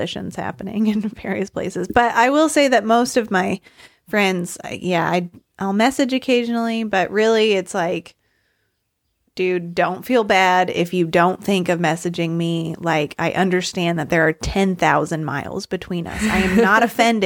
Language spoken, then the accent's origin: English; Northeast Arkansas, United States; moved away as an adult; also born or lived in Canada; now in Nepal; I grew up in Northeast Arkansas and then went to university in Central Arkansas and lived there.